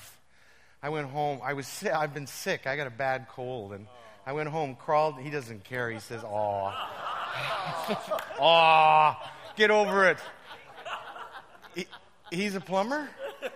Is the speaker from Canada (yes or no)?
yes; Western Canada, Canada; moved away as an adult; now in Toronto, Canada; I'm from Western Canada, but I live in Toronto